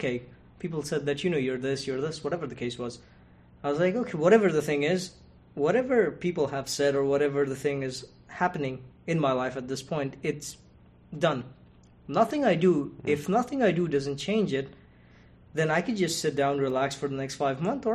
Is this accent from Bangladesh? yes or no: yes; Bangladesh; moved away as an adult; also born or lived in San Marcos, California; now in United States; I'm from the country of Bangladesh